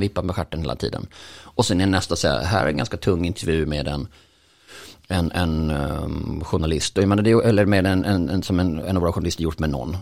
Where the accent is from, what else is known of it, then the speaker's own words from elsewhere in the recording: Bjäre Peninsula, Skåne, Sweden; jag är uppvuxen på Bjärhalvön